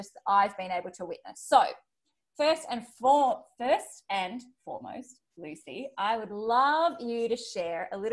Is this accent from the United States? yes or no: no; Australia; accent: Australian; my Australian accent